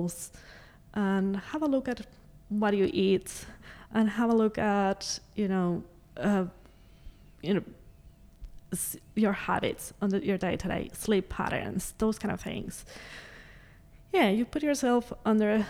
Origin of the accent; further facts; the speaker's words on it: Mexico; also born or lived in Canada / United States / Adelaide, Australia; now in Australia; I grew up in Mexico, but I also had the opportunity to dance in other countries